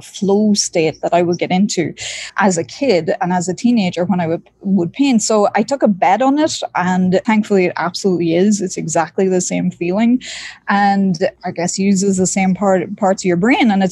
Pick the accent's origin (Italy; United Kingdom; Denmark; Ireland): Ireland; East Coast; now in Miami, United States; I was born and raised in Ireland, in rural Ireland. I grew up near the seaside on the East Coast